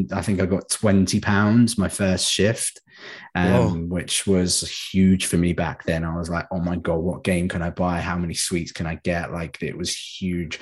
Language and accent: English; St Albans, East of England, United Kingdom; I grew up in a place called St. Albans, which is about 10 minutes down the road from London